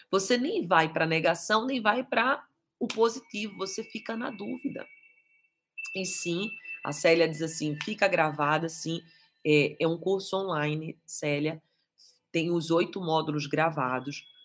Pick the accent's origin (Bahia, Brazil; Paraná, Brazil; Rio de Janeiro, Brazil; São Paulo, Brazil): Bahia, Brazil; Castro Alves; É, sou de Castro Alves.